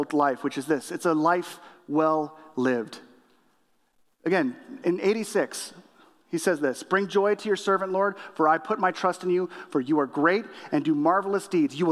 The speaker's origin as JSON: {"language": "English", "region": "Illinois", "country": "United States", "said": "I'm from Illinois"}